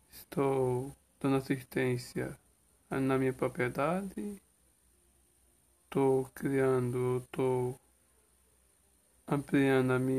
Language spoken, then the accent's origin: Portuguese; Sertão do Pajeú, Pernambuco, Brazil; um jovem, agricultor familiar, sou pernambucano, sou teresinense, sou do sertão do Pajeú, Nordeste e Brasil.